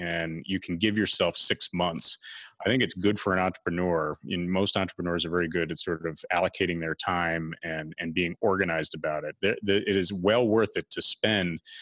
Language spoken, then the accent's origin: English; Westchester County, New York, United States; I'm from Westchester County